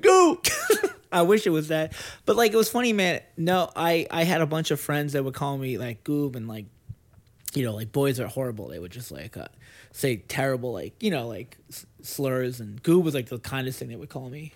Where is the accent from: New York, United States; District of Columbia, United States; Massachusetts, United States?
Massachusetts, United States; Lynn; moved away as an adult; now in Los Angeles, United States; I grew up in Lynn